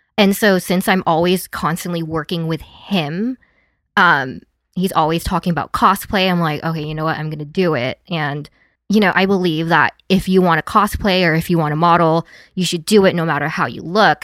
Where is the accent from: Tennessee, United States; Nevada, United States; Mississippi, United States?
Nevada, United States; Las Vegas; moved away as an adult; also born or lived in San Diego / Los Angeles; I grew up in Vegas